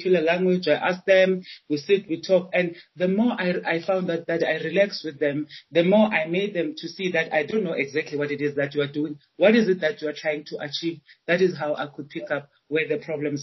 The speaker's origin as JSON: {"language": "English", "town": "Johannesburg", "region": "Gauteng", "country": "South Africa", "tie": "born or raised there", "also_born_or_lived": "Chiawelo, Soweto", "said": "I was born in Orlando, so Orlando, Eastern Soweto"}